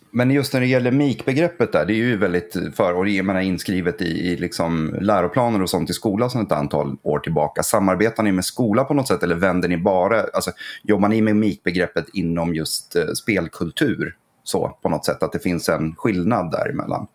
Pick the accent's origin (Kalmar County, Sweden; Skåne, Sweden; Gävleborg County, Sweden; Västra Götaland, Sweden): Gävleborg County, Sweden; Gävle; also born or lived in Söderhamn; Gävle där jag föddes och så. Så att, eh, det här är liksom lite mina hemtrakter